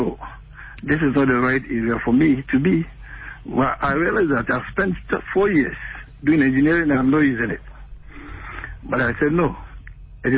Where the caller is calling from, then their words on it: Tema, Greater Accra, Ghana; calling from Tema.